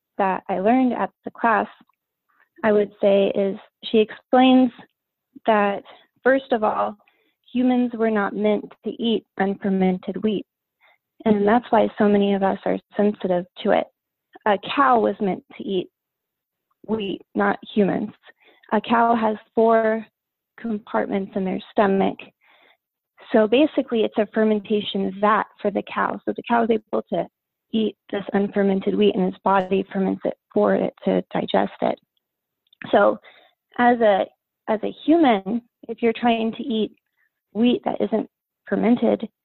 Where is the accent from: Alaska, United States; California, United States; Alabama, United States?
Alaska, United States; Homer; now in Kenai, United States; I was born in Homer, and we live in Kenai